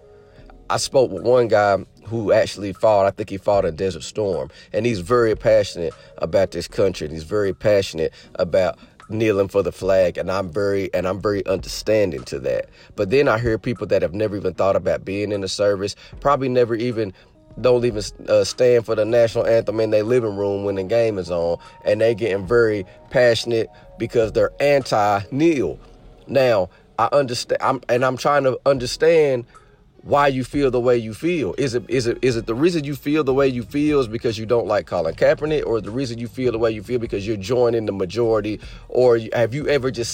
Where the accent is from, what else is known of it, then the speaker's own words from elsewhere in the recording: United States; I'm an American. I'm proud to be an American